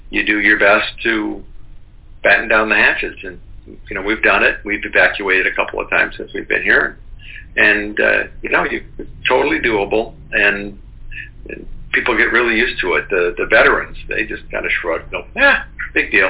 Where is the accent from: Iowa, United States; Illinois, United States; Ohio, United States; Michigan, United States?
Illinois, United States; Chicago; also born or lived in Los Angeles; now in Charleston, United States; I grew up in Chicago